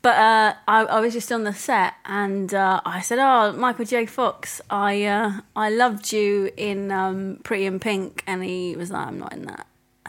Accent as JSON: {"language": "English", "area": "Essex", "region": "East of England", "country": "United Kingdom", "said": "Well, I'm from Essex, yes."}